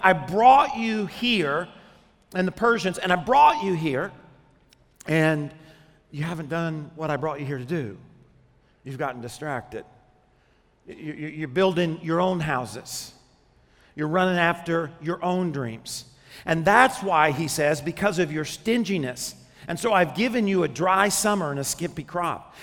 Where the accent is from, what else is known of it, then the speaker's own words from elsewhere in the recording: Arkansas, United States; When I was 10 years old, I grew up in Arkansas